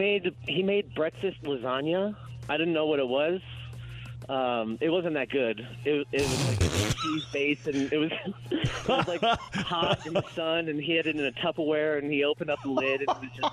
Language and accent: English; Michigan, United States; born there; also born or lived in Cleveland, Ohio; I was born in Michigan, and I moved here from Cleveland, Ohio.